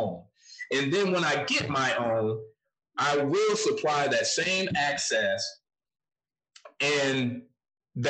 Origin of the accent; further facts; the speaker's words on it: Flint, Michigan, United States; moved away; I know where I came from. I came from Flint, Michigan. It's not the best place to escape from, but I did it